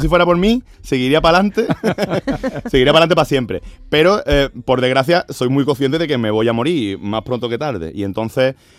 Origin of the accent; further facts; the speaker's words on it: Andalusia, Spain; yo soy no solo soy andaluz, sino que soy andalucista